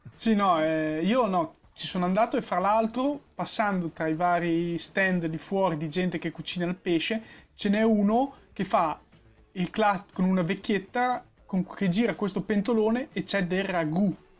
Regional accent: Emilia-Romagna, Italy; sono emiliano

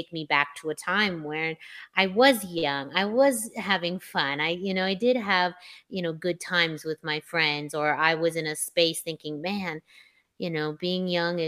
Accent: Yuma, Arizona, United States; my hometown of Yuma, Arizona

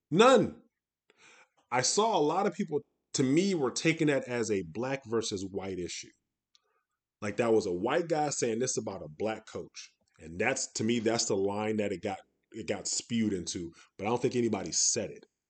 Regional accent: Detroit, Michigan, United States; moved away as an adult; also born or lived in West Coast; I'm born and raised, um, from Detroit, um, and then moved out to the West Coast over twenty years ago

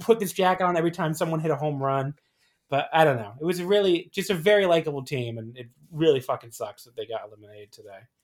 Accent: New Jersey, United States; I grew up a lot in New Jersey

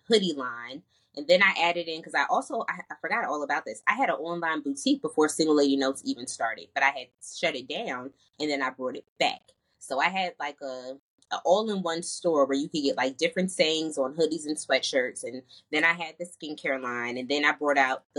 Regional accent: New Jersey, United States; moved away as an adult; also born or lived in North Carolina; I'm originally from New Jersey. I came to North Carolina for college.

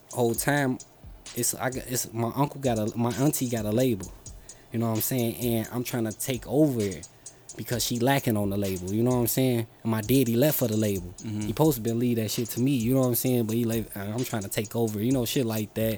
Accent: Chicago, Illinois, United States; I was born in Humboldt Park

